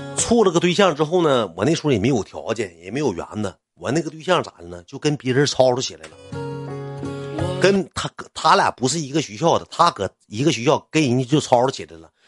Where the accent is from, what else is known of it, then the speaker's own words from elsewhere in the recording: Qitaihe, Heilongjiang, China; 我跳到茄子河区里上高中